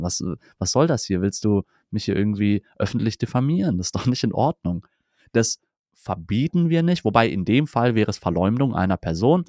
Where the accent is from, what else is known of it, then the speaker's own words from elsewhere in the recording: Germany; bei uns in Deutschland